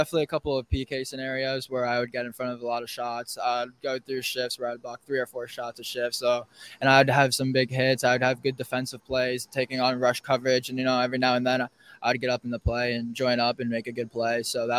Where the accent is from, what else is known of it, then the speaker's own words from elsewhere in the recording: Southern Connecticut, United States; I grew up from Southern Connecticut